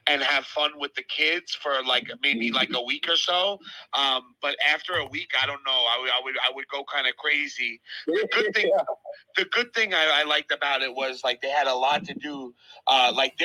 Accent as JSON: {"language": "English", "town": "New York City", "region": "New York", "country": "United States", "tie": "born or raised there", "moved": "as an adult", "lives_now": "Long Island, United States", "said": "I'm from Brooklyn"}